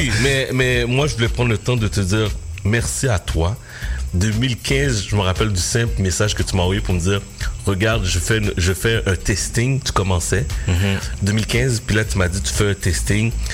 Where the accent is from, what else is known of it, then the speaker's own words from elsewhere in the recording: Repentigny, Quebec, Canada; j'arrive à Repentini, dans mon patelin